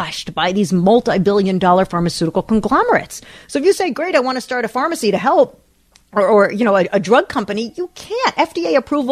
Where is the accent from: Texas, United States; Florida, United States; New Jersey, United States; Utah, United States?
New Jersey, United States; We grew up in New Jersey.